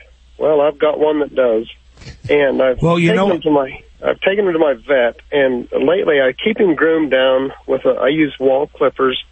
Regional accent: Western Wyoming, United States; born or raised there

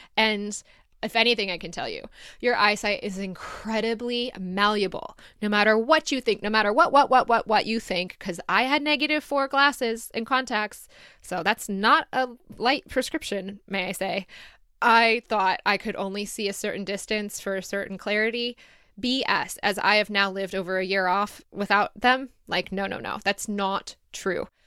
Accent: Detroit area, Michigan, United States; moved away as an adult; also born or lived in Ann Arbor, United States / Sydney, Australia; going back to where I started, or forty-five minutes away from where I started

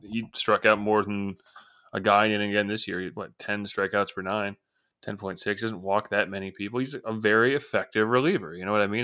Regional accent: Northeast, United States; I grew up in the Northeast

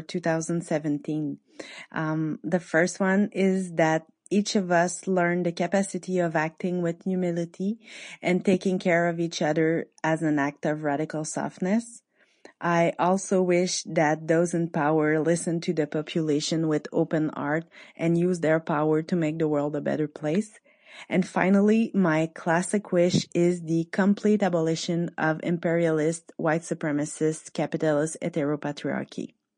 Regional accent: Quebec, Canada; I'm from Quebec in Canada

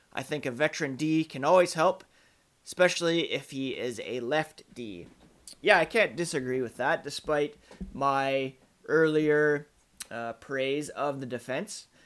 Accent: Ottawa, Ontario, Canada; moved away; I grew up in Ottawa, uh, well, I guess from around kindergarten through to college.

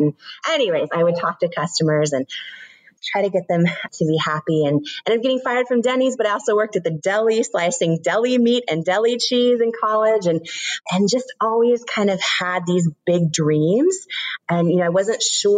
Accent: Washington, United States; I grew up in Washington State

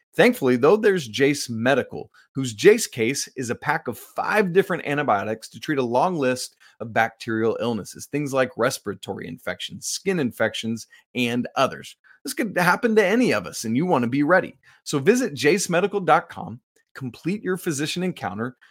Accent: Atlanta, Georgia, United States; moved away; I'm an Atlanta boy. I grew up on the south side of Atlanta

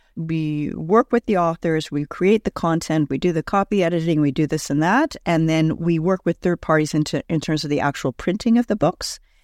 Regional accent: Montreal, Quebec, Canada; also born or lived in West Coast; now in Toronto, Canada; I'm originally from Montreal, actually lived on the West Coast for a number of years, and then have been in Toronto for over twenty years now

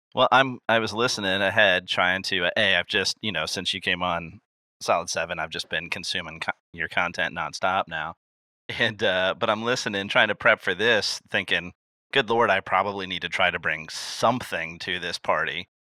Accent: Illinois, United States; I was born in Illinois

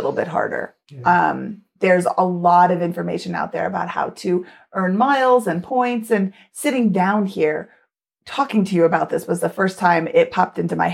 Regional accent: United States; I'm American

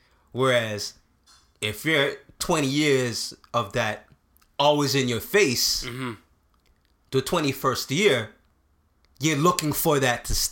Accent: Canada; even though I grew up in Canada, and not to say that there's no racism here

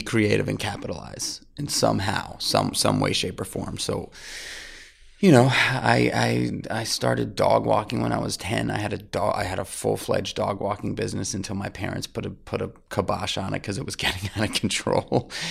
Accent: New York City, New York, United States; I grew up in New York City, uh, in Manhattan

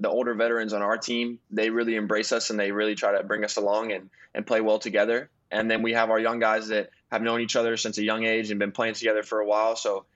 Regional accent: Birmingham, Alabama, United States; moved away; also born or lived in Dallas; I was raised in Birmingham.

